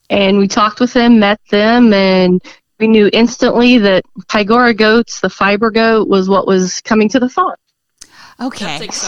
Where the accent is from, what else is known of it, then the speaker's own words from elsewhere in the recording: Miami County, Kansas, United States; also born or lived in southern Johnson County, Kansas; I am from Miami County originally. I grew up Miami County, S- southern Johnson County. So I've kind of already always been out in that environment. My relatives had farms, so kind of always lived that life a little bit.